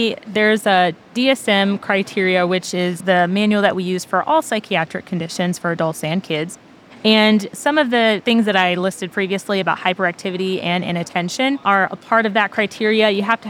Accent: Pennsylvania, United States; also born or lived in Germany; I was born overseas in Germany, but went to high school in Pennsylvania

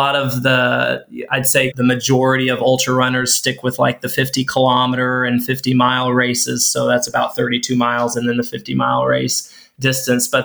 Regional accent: Jasonville, Indiana, United States; moved away as an adult; now in Plymouth, Indiana, United States; My home is in a small town in southern Indiana, Jasonville

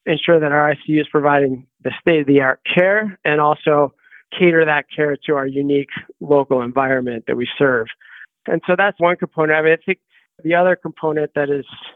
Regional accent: Grand Junction, Colorado, United States; moved away as an adult; also born or lived in Boulder, Colorado / Boston, Massachusetts / Seattle, Washington / Denver, Colorado; So I grew up around the Four Corners area in Grand Junction, Colorado

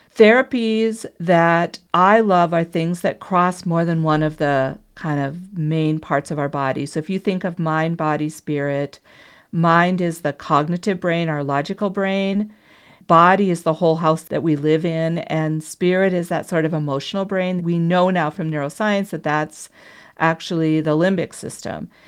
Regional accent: Minnesota, United States; moved away; I was originally from Minnesota

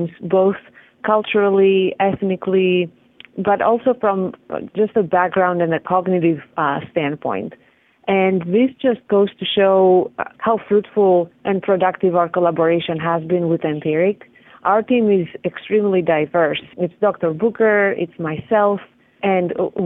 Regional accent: Greece; moved away; I'm from Greece

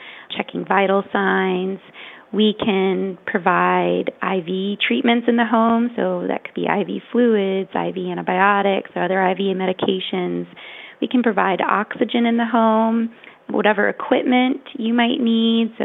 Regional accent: Richmond, Virginia, United States; moved away as an adult; also born or lived in Boston, Massachusetts; when we moved back to Richmond, my hometown

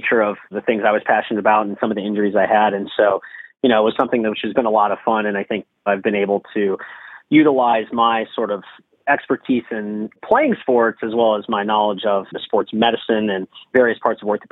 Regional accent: Mount Lebanon, Pennsylvania, United States; also born or lived in Philadelphia, Pennsylvania / New York; bring the things I've learned throughout medical school and training back to my hometown

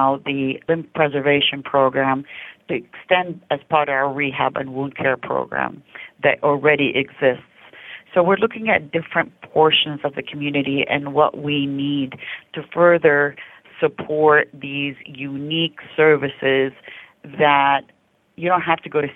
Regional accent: Canada; also born or lived in Lancaster-Palmdale area; now in United States; I'm Canadian originally

